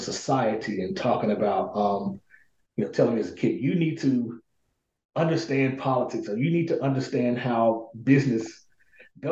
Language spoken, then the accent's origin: English; Pine Bluff, Arkansas, United States; I was born and raised in this city called Pine Bluff, Arkansas